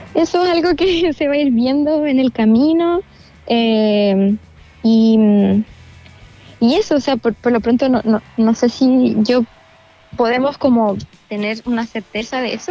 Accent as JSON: {"language": "Spanish", "town": "La Unión", "region": "Los Ríos", "country": "Chile", "tie": "born or raised there", "also_born_or_lived": "Valdivia", "said": "Mira, yo nací en Valdivia, pero crecí en La Unión."}